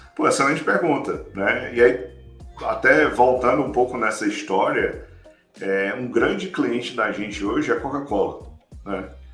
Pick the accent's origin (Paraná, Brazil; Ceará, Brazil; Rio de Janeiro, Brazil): Ceará, Brazil; moved away as an adult; also born or lived in Fortaleza / São Paulo; now in Orlando, United States; entre o meu Ceará, que eu sou cearense, morava lá em Fortaleza